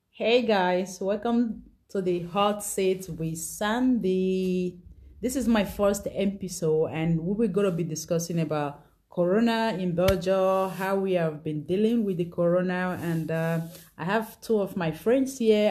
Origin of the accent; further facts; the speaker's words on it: Nigeria; moved away; I'm from Nigeria